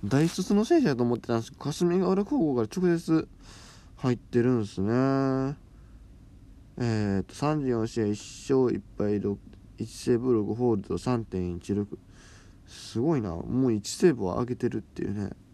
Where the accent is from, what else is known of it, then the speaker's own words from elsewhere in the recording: town neighbouring Nishinomiya, Hyogo, Japan; まあ、地元というか、まあ、隣町なんですけど、正確に言うと西宮なんで